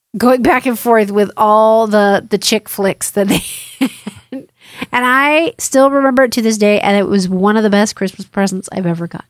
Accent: Hawaii, United States; I'm from Hawaii too.

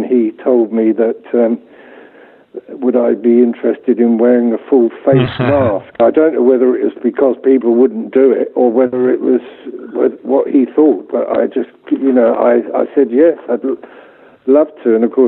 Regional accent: Hampton, London, United Kingdom; also born or lived in Salonika, Greece / Kent; now in -; My father and mother, they were posted to Greece. They were in the British Army, and I was born in Salonika and lived there for about 4 years. And then we returned to the UK when I was four. We lived in Kent, just outside London.

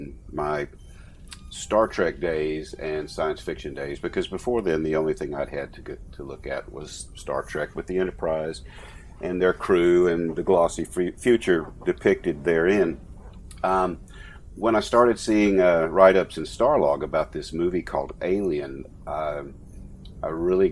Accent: Louisiana, United States; born and raised in Louisiana

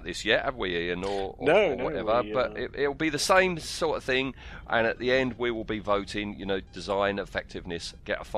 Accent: United Kingdom; we are quintessentially British

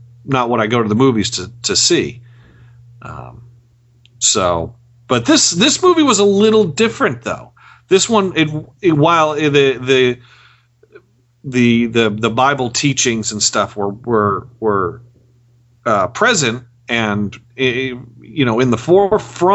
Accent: Philadelphia, Pennsylvania, United States; now in Nashville, United States; and growing up in Philadelphia

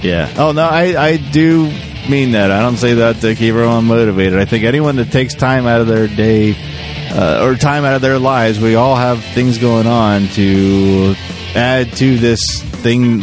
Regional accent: Quakertown, Pennsylvania, United States; me growing up in Quakertown wanting to get out and see more of the world

